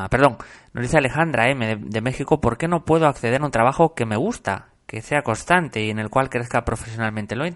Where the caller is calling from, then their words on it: Argentina; Hola, buenos días. … desde Argentina